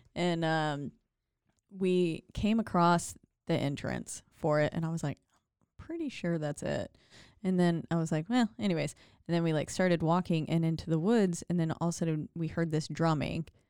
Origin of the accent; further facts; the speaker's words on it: Glendale Springs, North Carolina, United States; moved away; my hometown of Glendale Springs, North Carolina, like where I was born